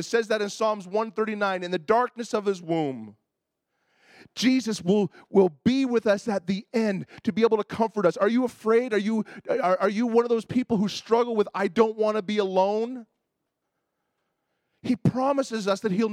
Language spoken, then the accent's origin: English; Toronto, Ontario, Canada; I grew up in Toronto